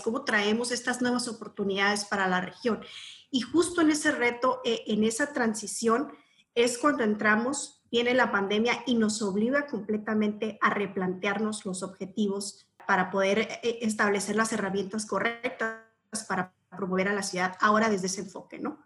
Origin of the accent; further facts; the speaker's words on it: Mexicali, Baja California, Mexico; yo soy eh, nacida y criada en Mexicali. Mexicali es mi hogar, es mi casa.